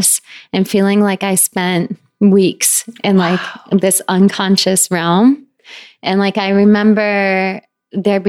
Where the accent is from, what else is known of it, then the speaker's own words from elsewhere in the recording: northern Connecticut, United States; now in New York, United States; I grew up in middle of the woods, very northern Connecticut.